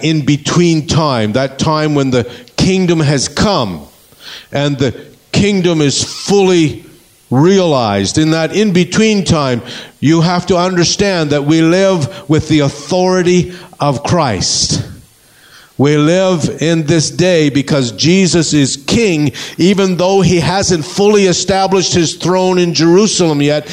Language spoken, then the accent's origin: English; Canada; moved away; We come from Canada